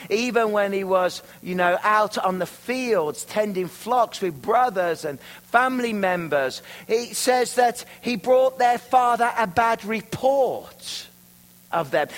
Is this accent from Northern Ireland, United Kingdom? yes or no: no; Worcestershire, West Midlands, United Kingdom; moved away as an adult; now in Canada; I'm from Worcestershire, where the sauce comes from